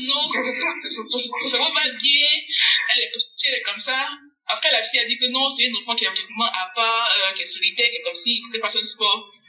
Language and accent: French; Côte d’Ivoire; je suis ivoirienne